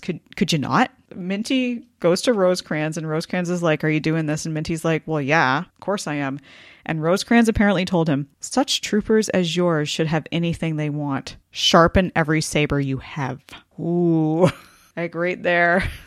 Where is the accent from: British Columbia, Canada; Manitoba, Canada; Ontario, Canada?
Ontario, Canada; Goderich; my hometown of Goderich